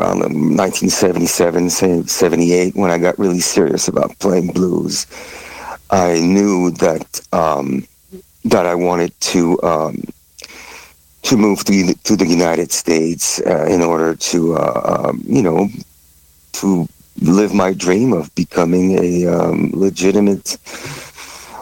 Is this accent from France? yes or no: yes; Paris, Île-de-France, France; I was born and raised in Paris, France.